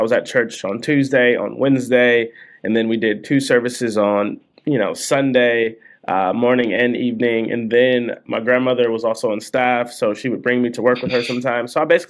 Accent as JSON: {"language": "English", "town": "Detroit", "region": "Michigan", "country": "United States", "tie": "born or raised there", "moved": "yes", "lives_now": "Seattle, United States", "said": "So I grew up in Detroit, Michigan, grew up in a fairly Christian faith, sort of Pentecostal tradition."}